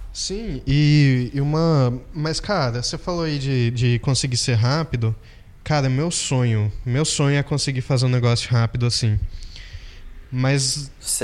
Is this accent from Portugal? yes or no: no; Brazil; eu sou brasileiro